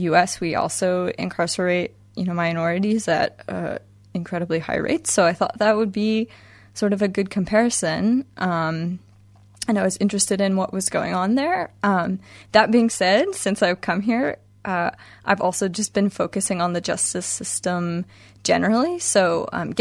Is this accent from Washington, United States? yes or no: yes; Washington, United States; I'm from the United States. Washington State in particular is where I grew up and went to school.